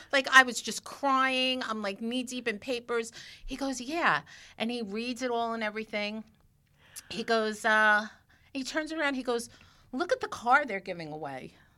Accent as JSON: {"language": "English", "town": "New York City", "region": "New York", "country": "United States", "tie": "born or raised there", "said": "growing up in Brooklyn"}